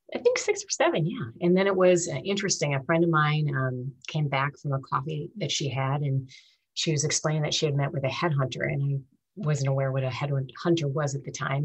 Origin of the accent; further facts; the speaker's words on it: St. Paul, Minnesota, United States; moved away as an adult; also born or lived in Honolulu, Hawaii; growing up in St. Paul um, was fantastic